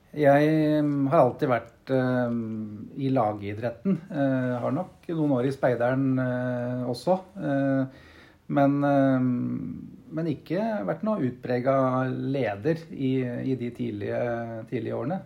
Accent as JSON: {"language": "Norwegian", "town": "Brumunddal", "region": "Innlandet", "country": "Norway", "tie": "born or raised there", "also_born_or_lived": "Oslo", "moved": "as an adult", "said": "Jeg er født og oppvokst her i Brumunddal."}